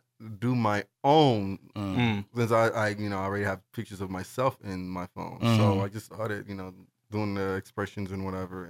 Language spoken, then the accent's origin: English; New York City, New York, United States; I'm from Brooklyn.